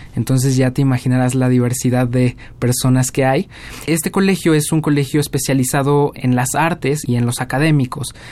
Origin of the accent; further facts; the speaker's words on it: Mexico City, Mexico; moved away as an adult; also born or lived in Cardiff, Wales; yo soy de la Ciudad de México